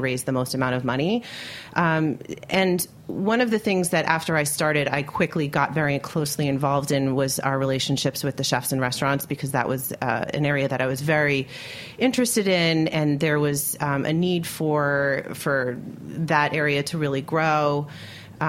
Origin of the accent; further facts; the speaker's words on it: Westchester, New York, United States; also born or lived in Syracuse; I grew up in Westchester, so right outside the city.